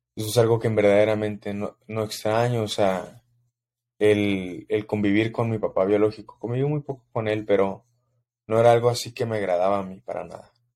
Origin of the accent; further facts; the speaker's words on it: Mexico City, Mexico; Soy de la Ciudad de México, crecí en plena humildad